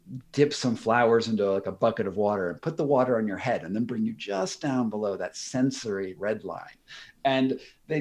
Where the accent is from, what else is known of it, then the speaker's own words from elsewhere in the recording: United States; I'm an American